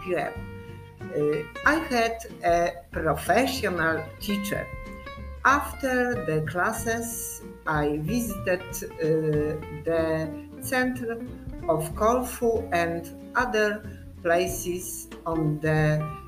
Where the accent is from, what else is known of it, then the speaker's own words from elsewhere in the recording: Poland; English is a second language; I come from Poland.